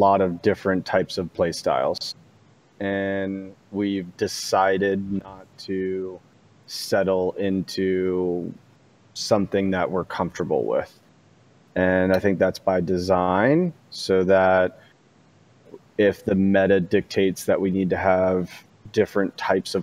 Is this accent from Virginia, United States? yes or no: yes; Leesburg, Virginia, United States; moved away as an adult; also born or lived in Arlington, Virginia / Washington, D.C.; I grew up in Leesburg, Virginia